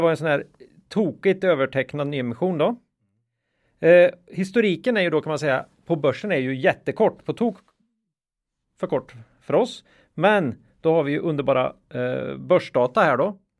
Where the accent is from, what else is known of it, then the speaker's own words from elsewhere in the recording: Östergötland, Sweden; accent: östgötska; östgötskan var ett problem här